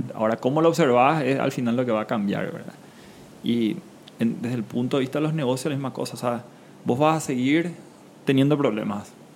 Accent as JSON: {"language": "Spanish", "country": "Paraguay", "tie": "born or raised there", "also_born_or_lived": "Panama", "moved": "yes", "said": "yo donde nací, en Paraguay, un país mediterráneo"}